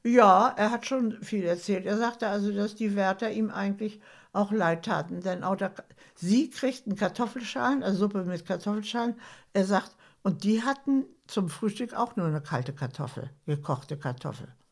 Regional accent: Schleswig-Holstein, Germany; Ich wohne jetzt in Schleswig-Holstein. Meine längste Zeit meines Lebens, also bin ich Schleswig-Holsteinerin.

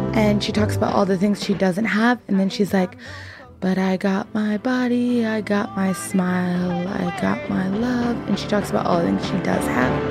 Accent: San Jose, California, United States; I grew up in the Bay Area. I grew up in San Jose

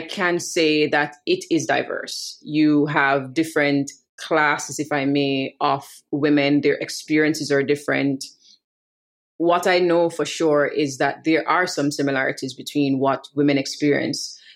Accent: Jamaica; a millennial Jamaican woman living in Kingston

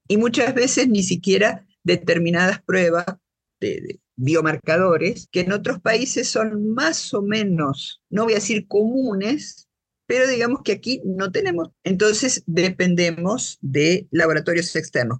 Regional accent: Buenos Aires, Argentina; now in Guatemala; Yo soy guatemalteca nacida en Buenos Aires. Es decir, nací en Buenos Aires hace un montón de años y llegué a Guatemala hace 39 años.

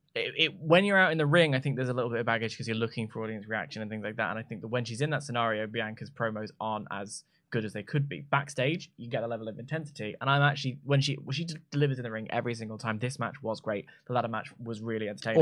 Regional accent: United Kingdom; I'm a YouTuber from Britain

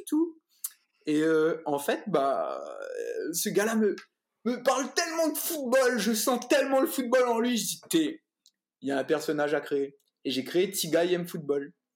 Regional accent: Réunion; moved away as an adult; also born or lived in Saint-Pierre, Réunion; now in France; je suis réunionnais

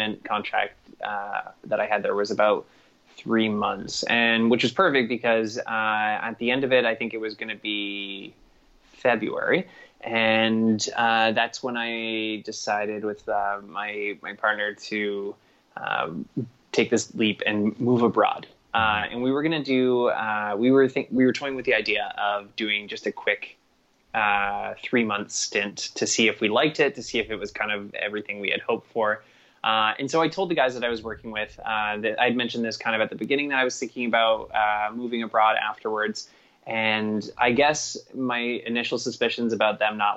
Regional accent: Toronto, Ontario, Canada; moved away as an adult; growing up in a city, growing up in Toronto, I was and going to school there, even university there, working there through my whole life

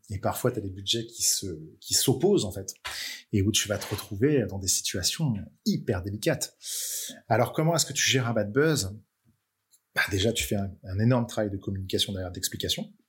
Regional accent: Brittany, France; now in Nantes, France; chez moi en Bretagne

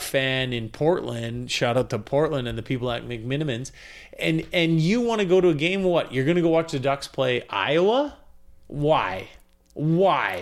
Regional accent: Canada; as a Canadian

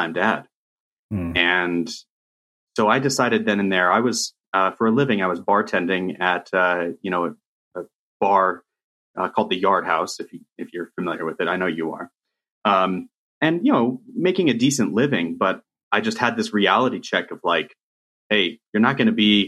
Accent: Riverside, California, United States; you and I grew up in Riverside, California

